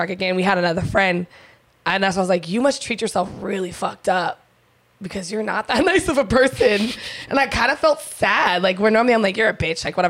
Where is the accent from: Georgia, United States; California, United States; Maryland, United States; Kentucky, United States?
California, United States; San Diego; I'm from San Diego, California